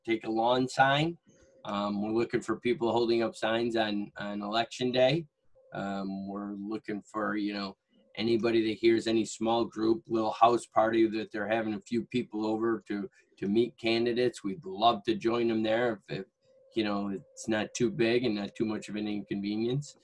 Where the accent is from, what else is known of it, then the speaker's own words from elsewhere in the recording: Syracuse, New York, United States; I'm born and raised in Syracuse